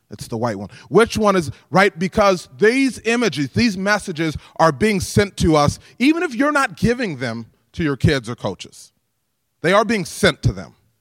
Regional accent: DeKalb, Illinois, United States; I'm from DeKalb, where we're fortunate we can reach right out to N I U

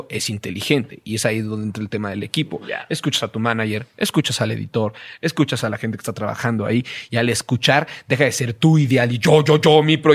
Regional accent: Mexico; creciendo en México apenas y no teniendo un espacio de mayor difusión

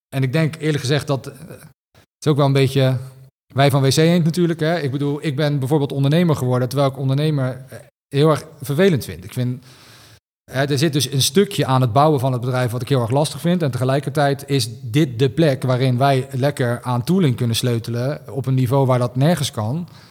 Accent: Rotterdam, South Holland, Netherlands; ik kom uit Rotterdam

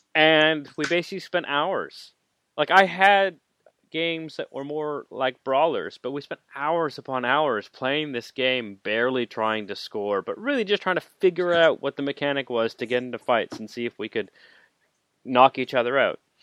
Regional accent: Canada; I am Canadian

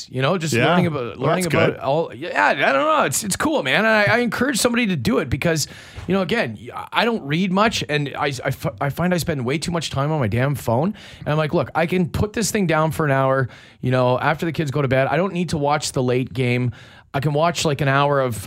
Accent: Canada; I'm a proud Canadian

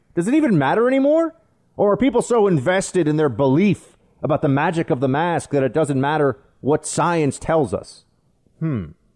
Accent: New York, United States; it's my home state.

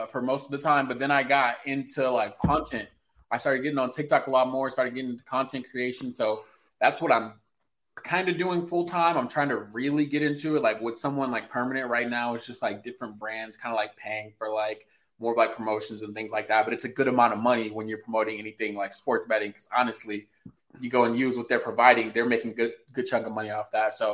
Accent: Indiana, United States; I'm from good old Indiana, where there's nothing here.

